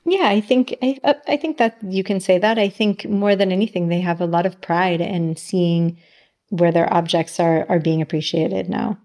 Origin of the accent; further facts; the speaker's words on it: San Diego, California, United States; moved away as an adult; also born or lived in New York / Milan; now in Sardinia, Italy; I grew up in San Diego and I lived in New York my whole adult, adult life until I moved to Milan with Ivano